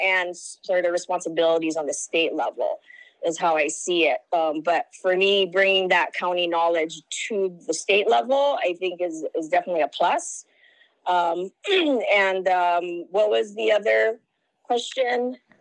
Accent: Lahaina, Hawaii, United States; I'm from Lahaina, Maui, Hawaii

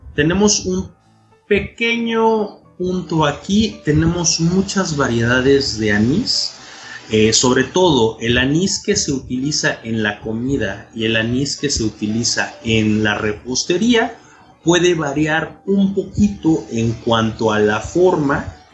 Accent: Oaxaca, Mexico; de Oaxaca, México

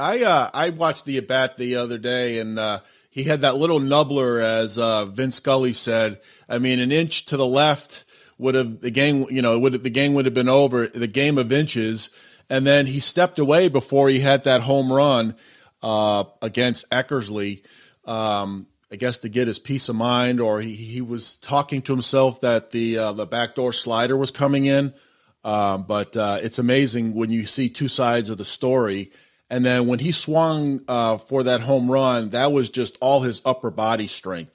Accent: Massachusetts, United States; I grew up in the Massachusetts area, so I would go see the Red Sox play in the in the 80s.

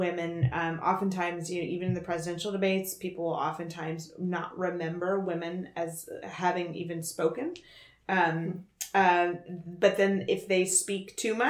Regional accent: Texas, United States; now in Bay Area, United States; I've lived in the Bay Area since 2005, but I'm originally from Texas.

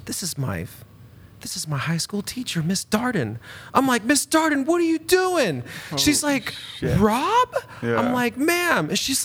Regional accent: Bakersfield, California, United States; moved away as an adult; also born or lived in Louisiana; now in Eugene, United States; I grew up in Bakersfield until I was about 22 or 21

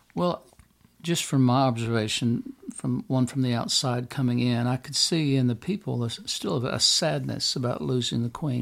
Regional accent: United States; me as an American

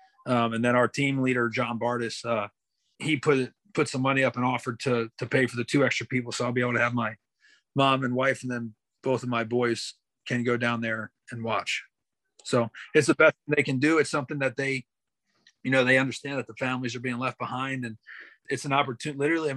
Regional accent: Pennsylvania, United States; moved away; my hometown back in Pennsylvania

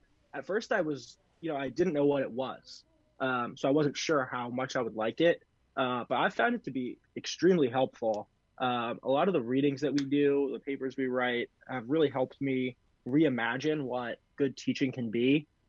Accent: New York City, New York, United States; now in Milton, United States; Grew up in New York City.

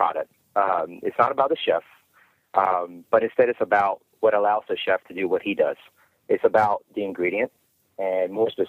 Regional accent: Hammond, Louisiana, United States; also born or lived in Palermo, Sicily, Italy / Slidell, Louisiana; now in Lafayette, United States; I was born in Palermo, Sicily, to very Sicilian parents, I might add. We moved to the U.S. when I was 8 years old. Therefore, although I was born there, mainly you could say I grew up here. We settled on the North Shore, mainly around Hammond

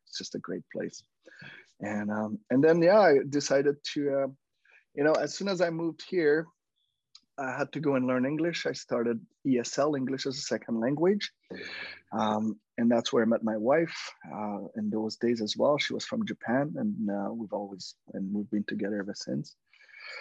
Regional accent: Quebec, Canada; English is a second language; moved away as an adult; now in British Columbia, Canada; I'm French-Canadian. I was born in Quebec, and then in 1995, I moved to BC. Yes, 25 years later, I still have an accent.

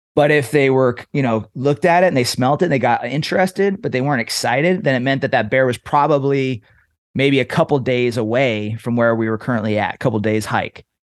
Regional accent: Trinity Center, California, United States; I was raised in Northern California

